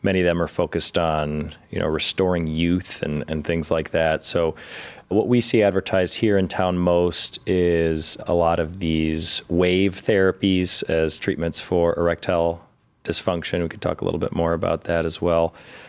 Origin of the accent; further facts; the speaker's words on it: Cleveland, Ohio, United States; also born or lived in Toledo / Chicago; So I grew up here in Cleveland